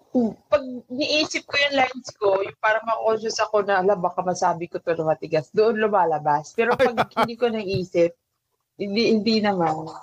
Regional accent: Pagadian, Zamboanga Peninsula, Philippines; moved away as an adult; now in Manila, Philippines; Ah, uh, sa Zamboanga del Sur po ako. Doon ako pinanganak at lumaki.

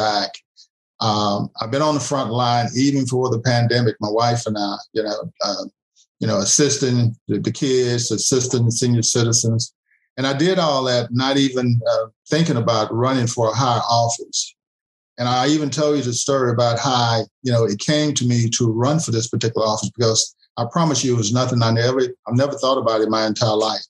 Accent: Huntsville, Texas, United States; moved away; I'm originally from Huntsville, Texas, which is about 45 minutes from Houston. I was raised in a four-room house

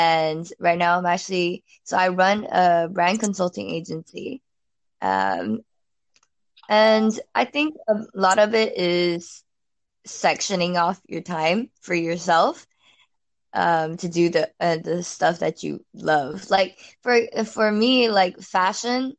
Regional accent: Houston, Texas, United States; moved away as an adult; now in Singapore; I'm from Houston.

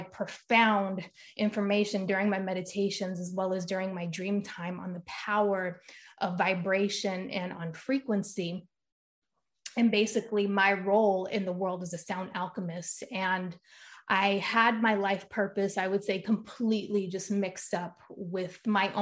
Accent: Rhode Island, United States; moved away as an adult; now in California, United States; I'm from Rhode Island originally.

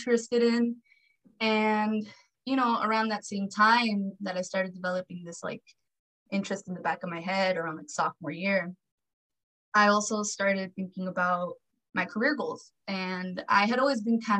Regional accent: Los Angeles, California, United States; I was born here in LA, born and raised

